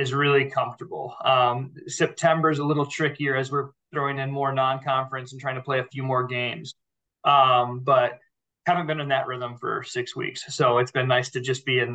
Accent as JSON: {"language": "English", "town": "Indianola", "region": "Iowa", "country": "United States", "said": "I'm alum. I'm from Indianola. So I spent a lot of time in this community."}